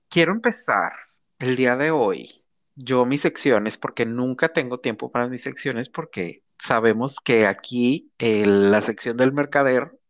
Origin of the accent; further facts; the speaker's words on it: Sinaloa, Mexico; Porque aquí ya somos este, sinaloenses.